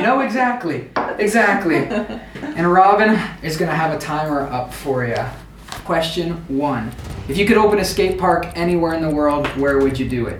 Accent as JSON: {"language": "English", "town": "Pittsburgh", "region": "Pennsylvania", "country": "United States", "said": "I'm from Pittsburgh."}